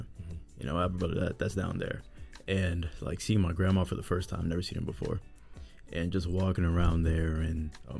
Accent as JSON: {"language": "English", "town": "Boston", "region": "Massachusetts", "country": "United States", "tie": "born or raised there", "said": "Born Boston, Massachusetts. My whole life been here."}